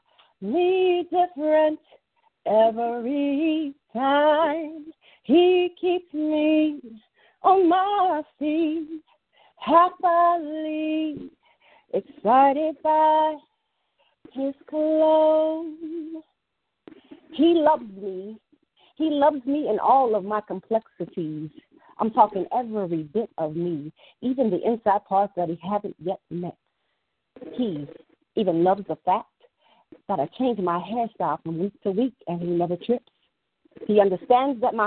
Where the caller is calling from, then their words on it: Illinois, United States; I'm calling from Illinois